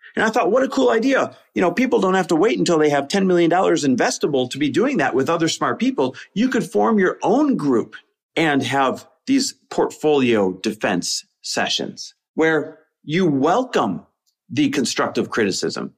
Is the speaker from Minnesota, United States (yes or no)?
no; Green Bay, Wisconsin, United States; moved away; my hometown of Green Bay, Wisconsin, where we just bought a lake house